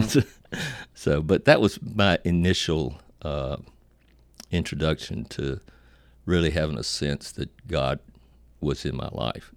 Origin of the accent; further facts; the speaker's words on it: Virginia, United States; I was born in Virginia, uh, to a Pentecostal family and raised, of course, Pentecostal